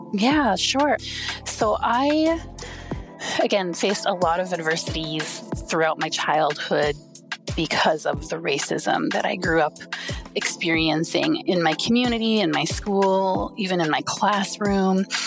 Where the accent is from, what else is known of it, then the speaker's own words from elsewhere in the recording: Wisconsin, United States; I grew up in a small Wisconsin town.